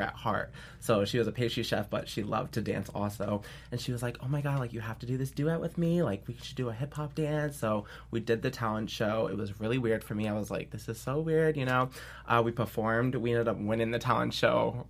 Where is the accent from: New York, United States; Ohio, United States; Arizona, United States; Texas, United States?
New York, United States; upstate; I'm originally from New York, um, upstate New York